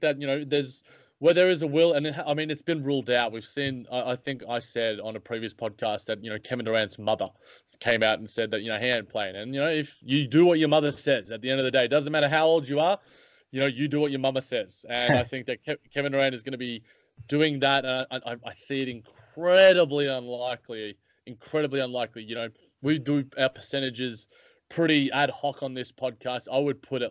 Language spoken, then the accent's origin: English; Melbourne, Victoria, Australia; Melbourne, in my hometown